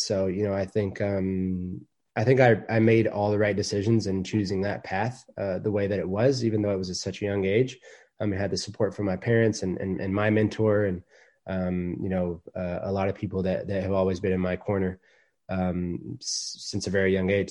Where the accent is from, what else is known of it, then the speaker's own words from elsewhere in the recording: Dallas, Texas, United States; now in Atlanta, United States; as a kid growing up in Dallas, Texas